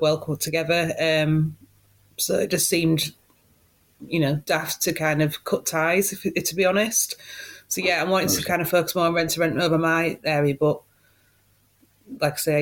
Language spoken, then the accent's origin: English; Hull, Yorkshire and the Humber, United Kingdom; now in Cheshire, United Kingdom; originally from Hull